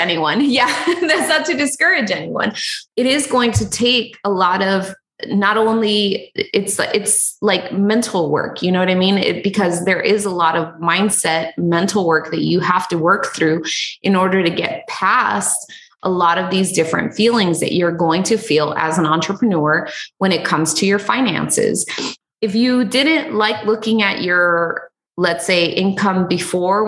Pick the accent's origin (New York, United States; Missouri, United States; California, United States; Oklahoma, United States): California, United States; Los Angeles; also born or lived in Huntington Beach, California; I grew up in East Los Angeles for the majority of my life.